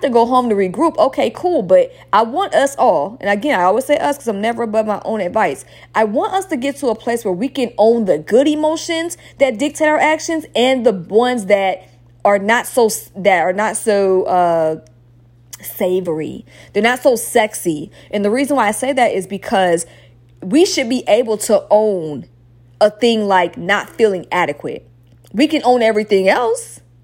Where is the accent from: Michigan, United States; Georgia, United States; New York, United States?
Georgia, United States; Stone Mountain; also born or lived in Atlanta; I'm from Stone Mountain